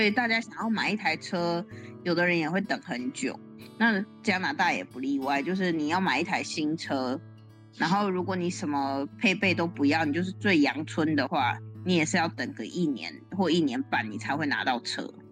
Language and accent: Chinese; Taiwan; moved away as an adult; now in Canada; 我们台湾人而言